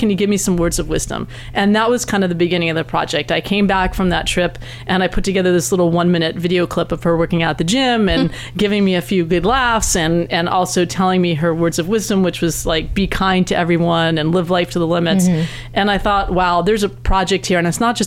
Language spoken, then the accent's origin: English; East Coast, United States; now in West Coast, United States; I grew up on the East Coast, and I had never heard about that until I moved out to this coast.